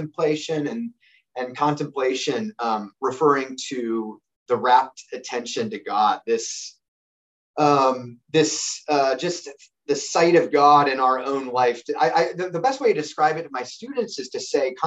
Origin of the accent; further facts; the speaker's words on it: United States; I'm an American